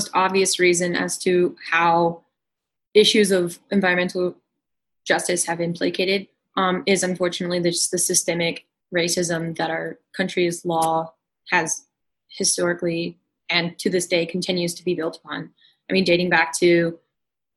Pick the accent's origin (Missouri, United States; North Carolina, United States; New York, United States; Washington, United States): North Carolina, United States; I'm from North Carolina